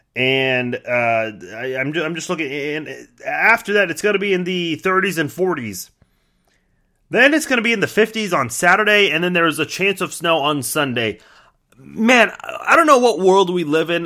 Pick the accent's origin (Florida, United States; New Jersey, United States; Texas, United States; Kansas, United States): Kansas, United States; Kansas City; I'll say Kansas City. Uh, and I don't say Kansas, even though I actually live in the state of Kansas